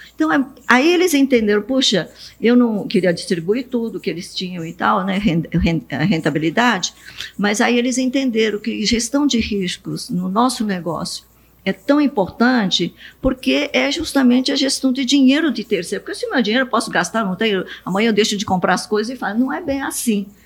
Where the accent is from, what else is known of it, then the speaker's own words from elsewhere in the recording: Bastos, São Paulo, Brazil; Portuguese is a second language; also born or lived in Japan; fomos para Bastos, e eu vi naquele momento, eu tinha sete anos, que meus pais não entendiam português